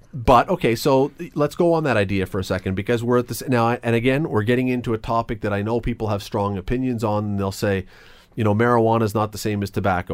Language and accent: English; Toronto, Ontario, Canada; moved away as an adult; now in Hamilton, Canada; I grew up in Toronto until I was about eighteen. I lived in Toronto